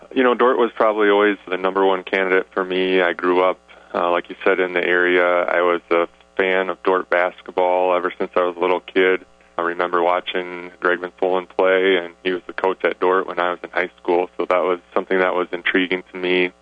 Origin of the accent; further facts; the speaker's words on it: Sioux Center, Iowa, United States; now in Sioux Falls, United States; I grew up in uh, Sioux Center